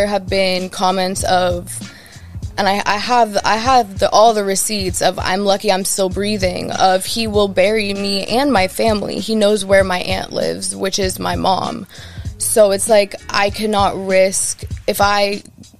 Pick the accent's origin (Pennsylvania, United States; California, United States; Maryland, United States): California, United States; Los Angeles; I'm from Woodland Hills, California